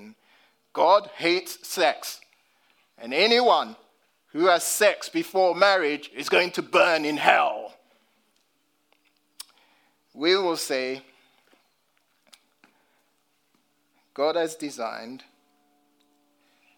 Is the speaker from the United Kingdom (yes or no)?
yes; London, United Kingdom; as a black British man, growing up in London